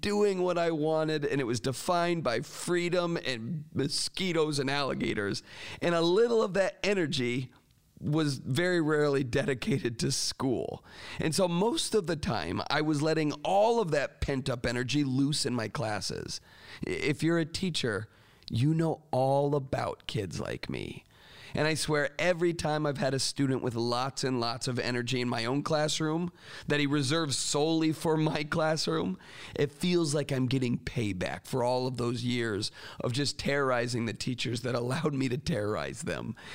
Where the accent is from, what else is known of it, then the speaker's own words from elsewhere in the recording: Florida, United States; I grew up in Florida